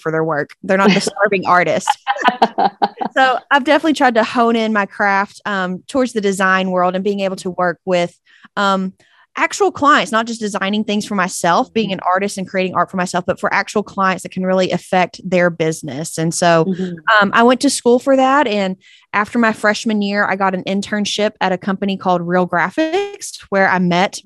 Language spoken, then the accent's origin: English; East Texas, United States; accent: twang; From good old East Texas, if you couldn't tell by my twang.